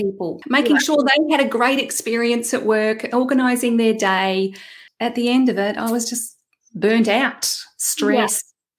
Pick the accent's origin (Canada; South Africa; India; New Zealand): New Zealand; accent: Kiwi twang; now in Australia; My first disclaimer is that I live in Australia, but I'm actually a Kiwi. So if anyone is picking up on that little twang in my accent, that's why. I've got a hybrid thing going on.